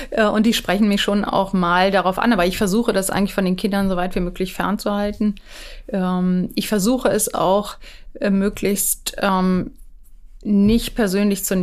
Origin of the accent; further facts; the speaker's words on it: Schleswig-Holstein, Germany; als Schleswig-Holsteiner äh, Minister